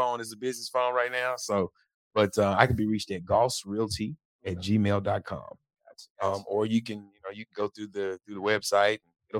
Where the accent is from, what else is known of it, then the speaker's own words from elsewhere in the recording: United States; also born or lived in Memphis, Tennessee / Houston, Texas (Alief); I grew up in Memphis, Tennessee and Houston, Texas.